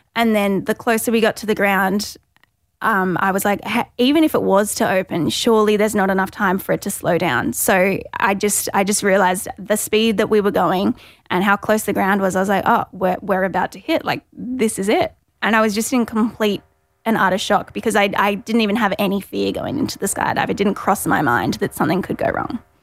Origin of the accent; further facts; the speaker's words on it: Gold Coast, Queensland, Australia; I'm from the Goldie, twenty-seven years old